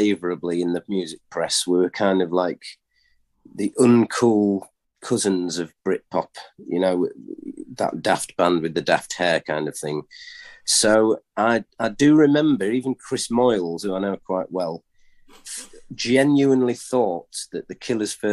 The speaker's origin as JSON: {"language": "English", "town": "York", "region": "Yorkshire and the Humber", "country": "United Kingdom", "said": "we're from York"}